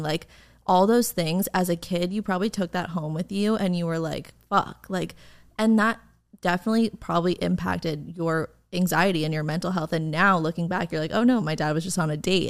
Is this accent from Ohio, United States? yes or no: no; suburbs of New York, United States; now in Los Angeles, United States; I'm from New York, but I grew up in like the suburbs of New York